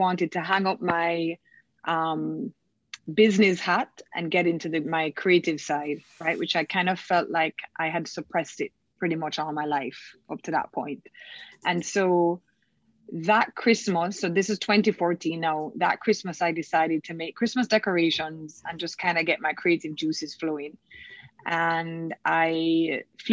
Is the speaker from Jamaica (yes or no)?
yes; Kingston, Jamaica; I am from Kingston, Jamaica